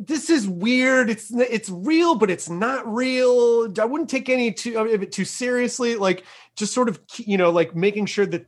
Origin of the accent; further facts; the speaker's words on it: Tennessee, United States; I'm from Tennessee, which is not technically the Midwest